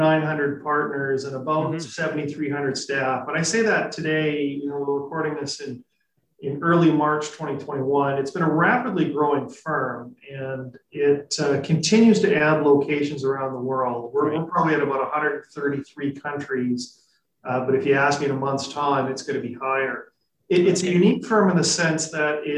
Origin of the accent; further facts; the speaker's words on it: Regina, Saskatchewan, Canada; moved away as an adult; now in Vancouver, Canada; I'm originally from Saskatchewan. So I grew up in Regina